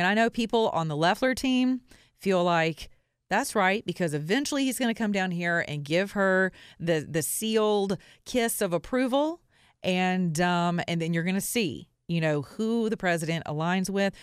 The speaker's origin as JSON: {"language": "English", "region": "the Bible Belt", "country": "United States", "said": "I'm from the Bible Belt"}